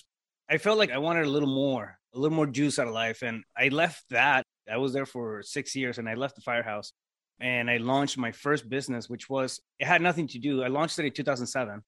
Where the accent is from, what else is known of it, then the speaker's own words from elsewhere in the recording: Yuma, Arizona, United States; now in Phoenix, United States; I'm originally from Yuma.